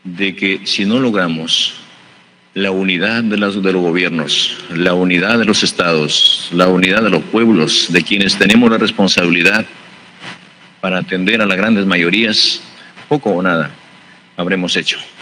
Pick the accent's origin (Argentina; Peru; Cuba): Peru; en mi pueblo, en mi país